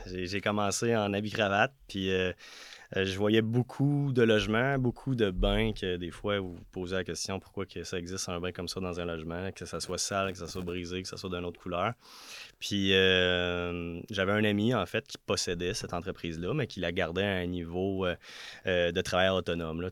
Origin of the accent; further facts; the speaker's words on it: Notre-Dame-de-l'Île-Perrot, Quebec, Canada; moved away as an adult; now in Quebec City, Canada; je viens de l'ouest de Montréal, sur une petite île qui s'appelle l'île Perrault, plus précisément Notre-Dame de l'île Perrault